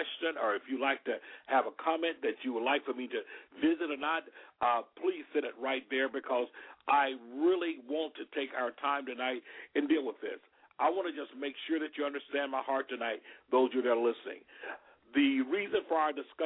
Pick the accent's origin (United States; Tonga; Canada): United States; Alabama; Alabama because that's my home state